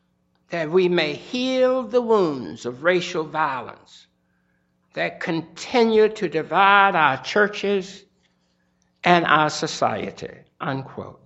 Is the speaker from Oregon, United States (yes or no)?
no; Bearden, Arkansas, United States; moved away; I grew up in Arkansas, a lynching state.